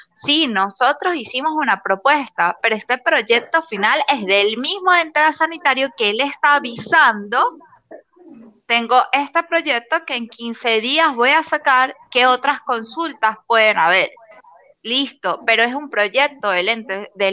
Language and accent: Spanish; Venezuela